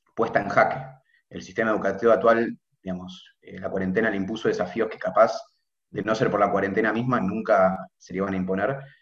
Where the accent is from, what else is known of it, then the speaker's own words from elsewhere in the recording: Buenos Aires, Argentina; de Buenos Aires, tengo 21 años, estoy en tercer año de medicina en la UBA